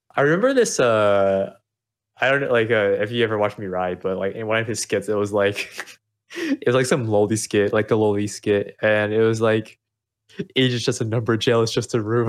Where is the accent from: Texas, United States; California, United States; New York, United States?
Texas, United States; Austin; also born or lived in Vietnam; I was actually born in Vietnam, but I was raised in Austin